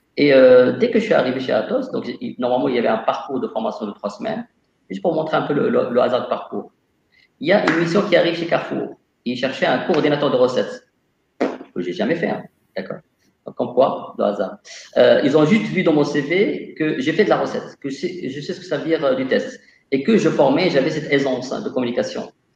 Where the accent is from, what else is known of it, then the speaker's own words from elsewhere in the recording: Casablanca, Casablanca-Settat, Morocco; moved away as an adult; also born or lived in Montpellier, France; Je suis originaire de Casablanca, au Maroc. j'ai fait un lycée F2